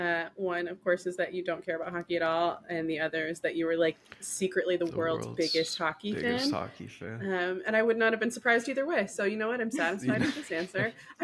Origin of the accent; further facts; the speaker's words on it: North Carolina, United States; I'm from North Carolina